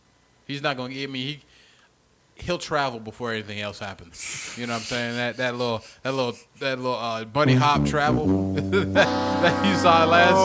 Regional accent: Graceville, Florida, United States; born or raised there; moved away

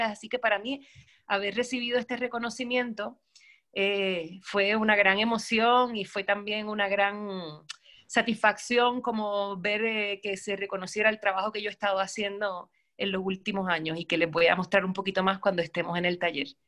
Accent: Puerto Rico; also born or lived in Germany; now in Santiago, Chile; soy puertorriqueña, vivo en Chile, en Santiago de Chile, hace ya casi ocho años. Antes de eso estuve viviendo en Alemania nueve años, así que llevo 17 años fuera de mi islita de Puerto Rico

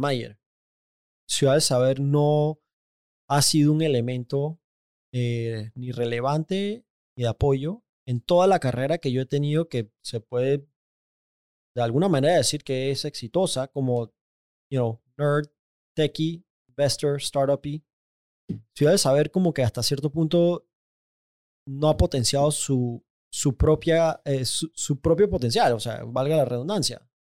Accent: Panama; yo soy panameño, yo nací en Panamá

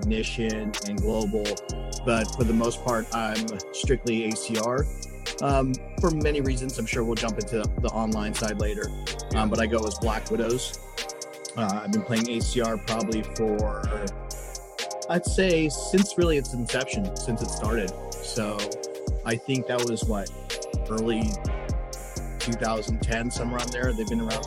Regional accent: Bay Area, California, United States; I'm from the Bay Area

